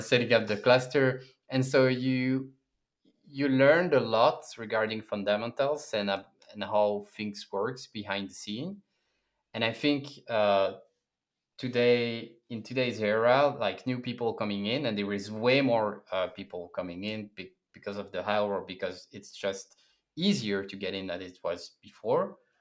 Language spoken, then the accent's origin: English; Brussels, Brussels-Capital Region, Belgium; moved away as an adult; also born or lived in Berlin, Germany; I come from Belgium, Brussels, and four years ago, I decided to join a tech company, apply all around the world, and Uh, Berlin was a good destination